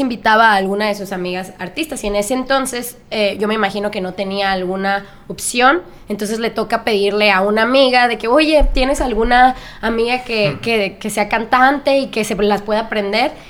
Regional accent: Culiacán, Sinaloa, Mexico; moved away as an adult; now in Los Angeles, United States; yo soy de Culiacán, Sinaloa, y me mudé a Los Ángeles este, hace siete años para estudiar música

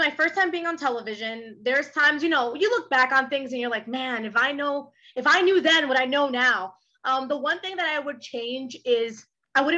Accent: New York, United States; English is a second language; also born or lived in Dominican Republic; I was born in New York, and then I moved to the Dominican Republic when I was very, very young. I moved back to New York

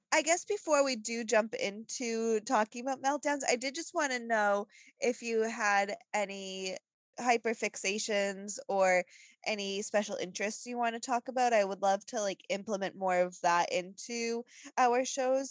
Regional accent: New England, United States; growing up in New England

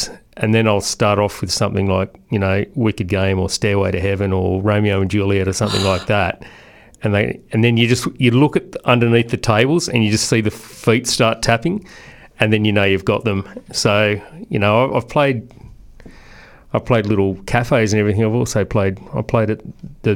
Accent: Blue Mountains, New South Wales, Australia; I grew up in the Blue Mountains with my grandparents and stuff like that.

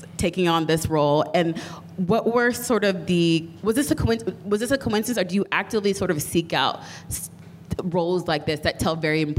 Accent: Texas, United States; I grew up in Texas. I didn't grow, but I go back to Nigeria often.

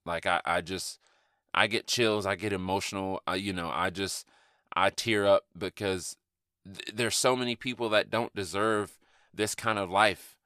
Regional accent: Atlanta, Georgia, United States; growing up in Atlanta, in inner city Atlanta

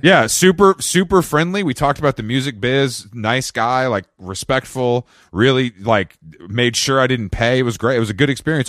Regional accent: Atlanta, Georgia, United States; I'm from Atlanta

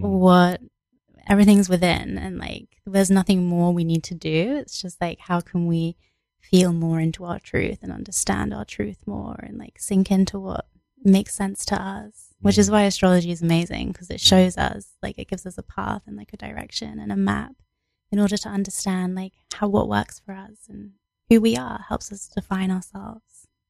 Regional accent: England, United Kingdom; I was born in England

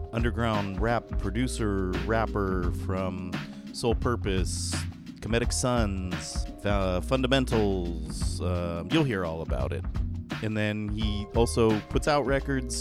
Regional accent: San Jose, California, United States; I'm from San Jose

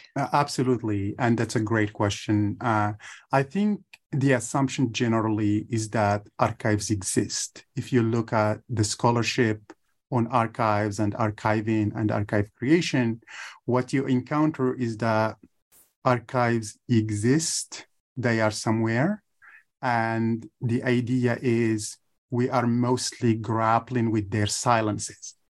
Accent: Ouarzazate area, Drâa-Tafilalet, Morocco; first language Tamazight; English is a second language; moved away; I'm from Morocco. I grew up in a little village in the southeast of Morocco. The village is called Tifoul Tut in the area of Ouarzazate

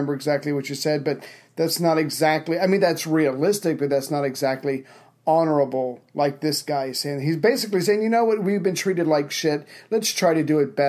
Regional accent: Charleston, South Carolina, United States; I'm from Charleston, South Carolina.

